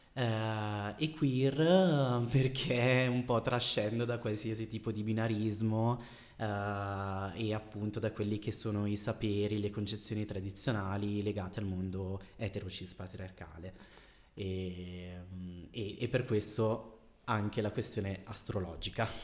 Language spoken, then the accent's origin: Italian; Bergamo, Lombardy, Italy; also born or lived in Brazil; Sono una bergamaschia eh, perché sono nato in Brasile ma da sempre ho vissuto a Bergamo